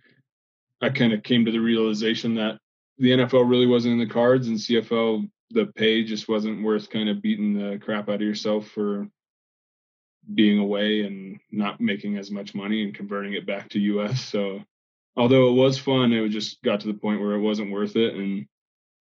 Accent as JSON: {"language": "English", "town": "Lakewood", "region": "Colorado", "country": "United States", "tie": "born or raised there", "lives_now": "Fort Collins, United States", "said": "growing up in Lakewood"}